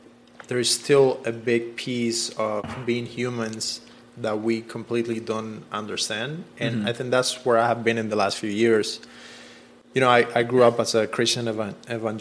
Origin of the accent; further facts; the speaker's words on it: Cuba; moved away; I come from Cuba.